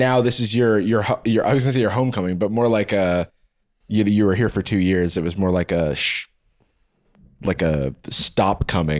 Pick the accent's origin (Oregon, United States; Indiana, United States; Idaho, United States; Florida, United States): Florida, United States; moved away; That's like me in Florida.